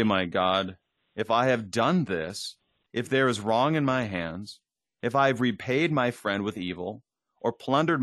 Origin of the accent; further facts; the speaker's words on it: Minnesota, United States; as a Minnesotan